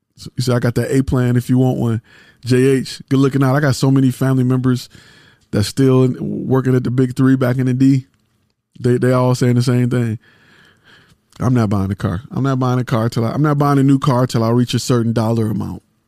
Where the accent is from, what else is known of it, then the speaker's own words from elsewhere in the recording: Detroit, Michigan, United States; I'm a car guy 'cause I'm from Detroit